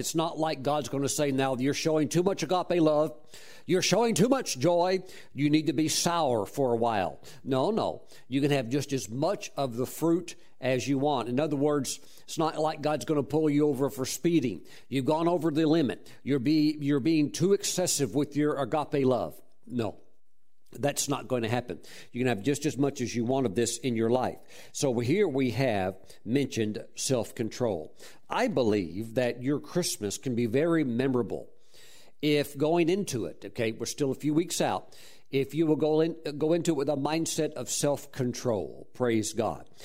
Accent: Mississippi, United States; moved away; also born or lived in Texas; I grew up in Mississippi and eventually migrated to Texas and so forth

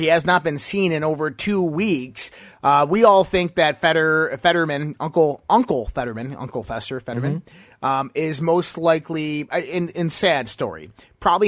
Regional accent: Western New York, United States; I'm from Western New York, where this radio show is broadcasting. And you know what? I would never, ever want to change where I grew up

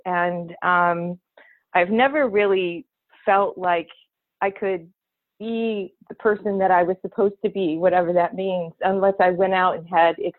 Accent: Michigan, United States; Oh, gosh. Well, we lived in the country, so we were about 7 miles from out of, you know, the town where we went to school.

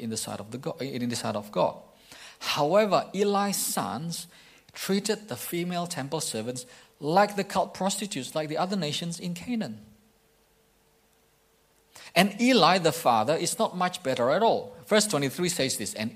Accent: East Kalimantan, Indonesia; moved away; when I was young in my hometown in Indonesia, in Kalimantan, East Kalimantan

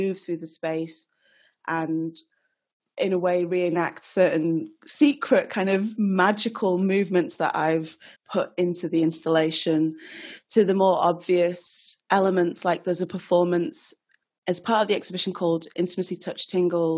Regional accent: Nigeria; I'm Nigerian

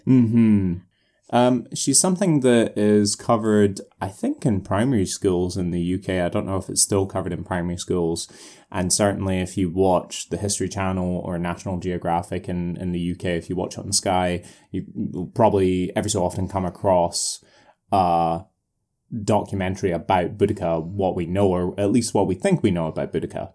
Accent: United Kingdom; as a British person, I was brought up

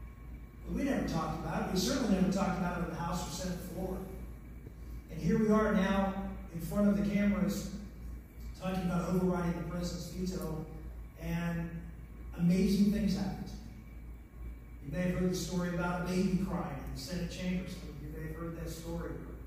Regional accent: Pennsylvania, United States; I was from Pennsylvania. It was hard enough being a conservative, much less being an outspoken one on this controversial issue.

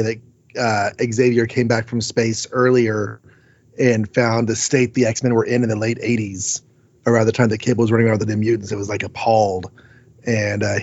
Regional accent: United States; We, as an American people

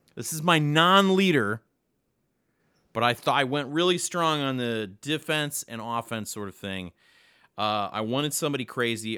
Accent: Nebraska, United States; We're both from Nebraska.

